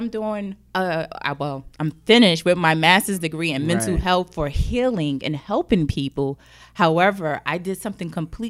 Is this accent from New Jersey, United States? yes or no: yes; Jersey City, New Jersey, United States; Growing up, I grew up in Jersey City, mm-hmm. the hood. Let's be real. Yeah. I grew up in the hood.